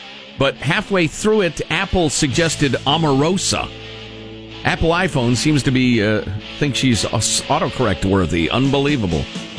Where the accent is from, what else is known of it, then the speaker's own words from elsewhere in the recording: Ireland; Right, I'm an Irishman, so I know how to pronounce that weirdly.